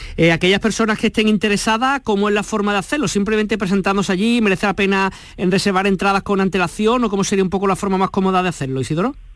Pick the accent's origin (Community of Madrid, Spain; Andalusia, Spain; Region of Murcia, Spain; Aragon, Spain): Andalusia, Spain; Málaga; Para aquellos que somos de Málaga